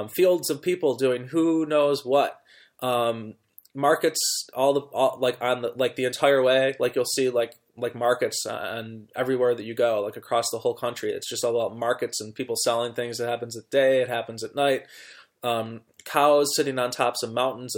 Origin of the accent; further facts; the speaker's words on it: United States; as an American